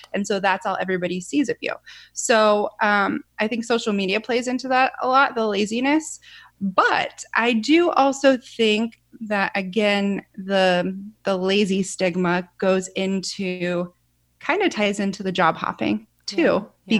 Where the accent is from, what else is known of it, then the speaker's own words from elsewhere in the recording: Ohio, United States; moved away as an adult; also born or lived in California; we're born and raised in Ohio, so we're back here with family